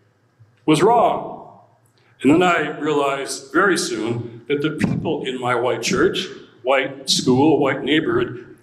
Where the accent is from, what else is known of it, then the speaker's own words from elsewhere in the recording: Detroit, Michigan, United States; I was born and raised in Detroit, Motor City, Motown